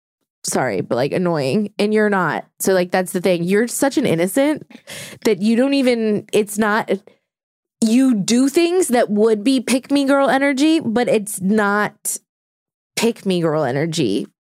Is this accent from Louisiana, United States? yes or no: yes; New Orleans, Louisiana, United States; moved away as an adult; Like I'm not from New Orleans anymore because I left when I was 18 and I don't care about the Saints.